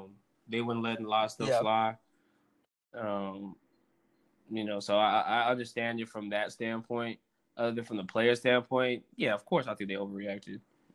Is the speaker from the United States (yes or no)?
no; Philippines; just being Filipino, I'm like, I might as well show this culture off.